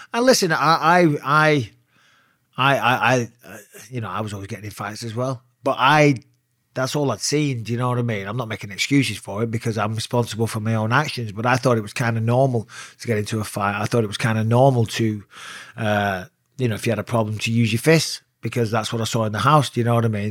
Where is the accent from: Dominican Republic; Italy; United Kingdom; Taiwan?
United Kingdom; Clitheroe, North West England; also born or lived in Cyprus; I was born in Cyprus on an army base, but, you know, grew up in Clitheroe